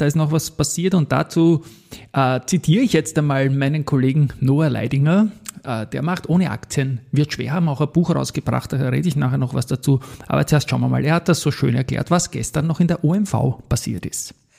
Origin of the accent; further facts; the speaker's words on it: Austria; moved away; meine Heimat Österreich